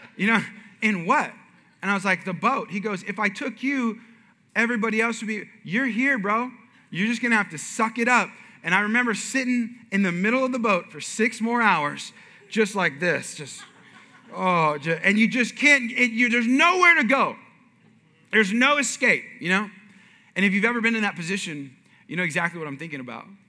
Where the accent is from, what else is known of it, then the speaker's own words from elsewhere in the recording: Bay Area, California, United States; moved away; I'm from California originally, and I was born and raised kind of in the Bay Area.